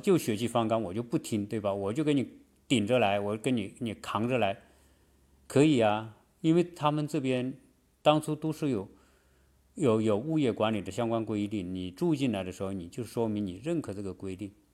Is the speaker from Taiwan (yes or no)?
no; China; now in United States; 按照我们中国人的习惯说，观念来说